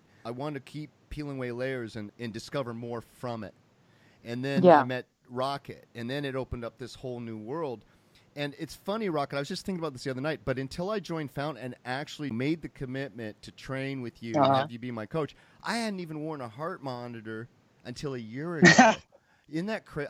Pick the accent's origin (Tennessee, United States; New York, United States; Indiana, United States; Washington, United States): Indiana, United States; I'm from Indiana